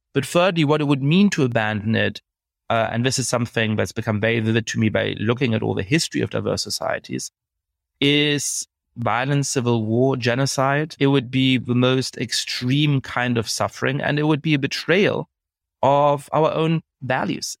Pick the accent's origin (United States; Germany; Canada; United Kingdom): Germany; moved away; I grew up in Germany